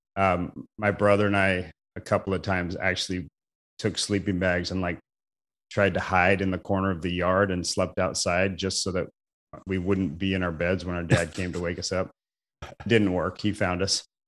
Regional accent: Mesa, Arizona, United States; moved away; also born or lived in Portland; I grew up in Arizona, Mesa, Arizona, about fifteen minutes from Arizona State University

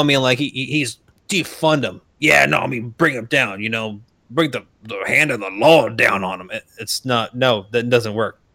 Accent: Arizona, United States; we're both from Arizona

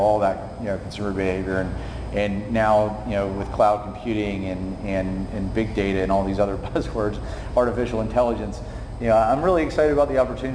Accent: Summerville, South Carolina, United States; I grew up in Somerville

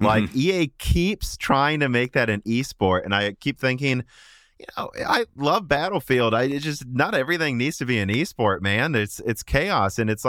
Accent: Illinois, United States; I grew up in Central Illinois.

